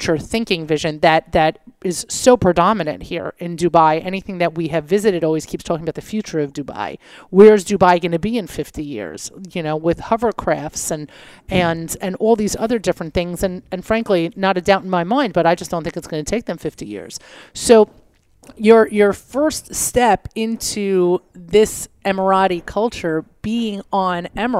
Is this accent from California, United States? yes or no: no; New York, United States; a New Yorker